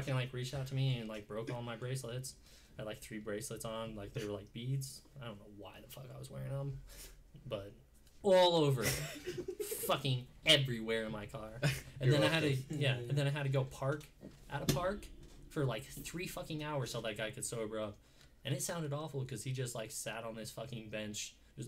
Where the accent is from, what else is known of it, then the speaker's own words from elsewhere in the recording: Utah, United States; We are from Utah